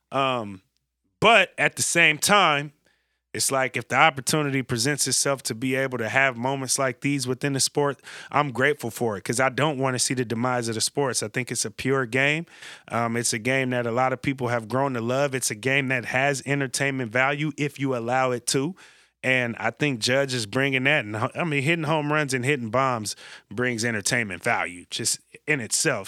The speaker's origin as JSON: {"language": "English", "area": "the Bay Area", "region": "California", "country": "United States", "tie": "born or raised there", "said": "I grew up in the Bay"}